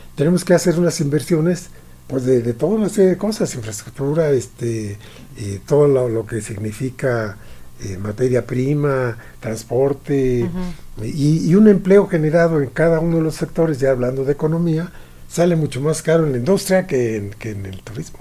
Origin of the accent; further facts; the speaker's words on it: Mexico; nosotros como mexicanos